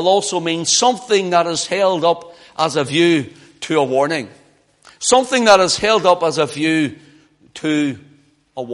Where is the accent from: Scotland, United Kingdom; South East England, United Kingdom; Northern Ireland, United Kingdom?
Northern Ireland, United Kingdom; Belfast; moved away; I was from Belfast